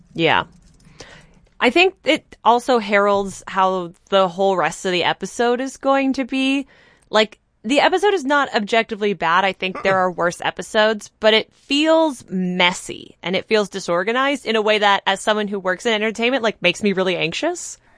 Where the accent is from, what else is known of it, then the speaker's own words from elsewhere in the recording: Canada; As a Canadian